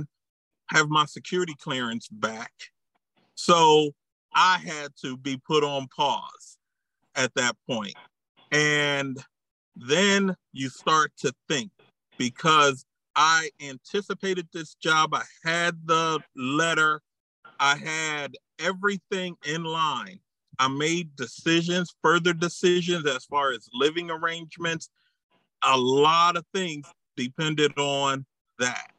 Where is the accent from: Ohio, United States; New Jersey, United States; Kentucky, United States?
New Jersey, United States; moved away as an adult; also born or lived in Maryland / Louisiana / Texas / Michigan; I was born in Maryland, raised in New Jersey.